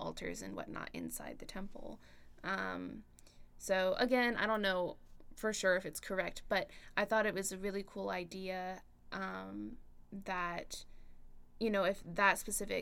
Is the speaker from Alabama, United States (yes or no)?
no; Cumming, Georgia, United States; my plan is to stay around home. I'm from Cumming, so it's not too far away.